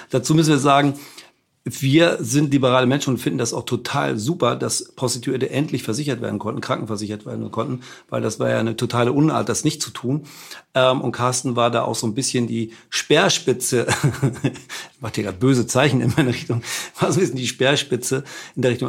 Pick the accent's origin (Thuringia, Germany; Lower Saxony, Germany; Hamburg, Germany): Hamburg, Germany; als Hamburger hat man, glaube ich, auch ohnehin, jetzt wenn man da gebürtig ist und damit aufgewachsen ist